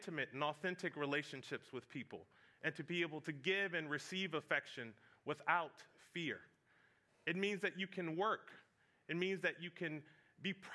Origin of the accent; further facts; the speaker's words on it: Fredericksburg, Virginia, United States; moved away; I grew up in Fredericksburg, Virginia